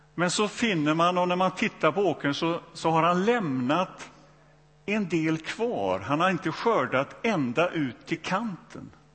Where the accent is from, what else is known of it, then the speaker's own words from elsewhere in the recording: Donsö, Västra Götaland, Sweden; also born or lived in Borlänge; Jag växte upp i, i, på Donsö, det har väl inte undgått någon numera, eh, i Göteborgs skärgård här